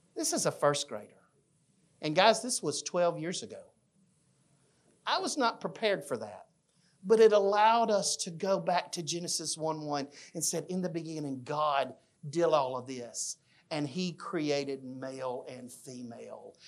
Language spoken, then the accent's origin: English; Fayette, Alabama, United States; I grew up in a small town in Alabama named Fayette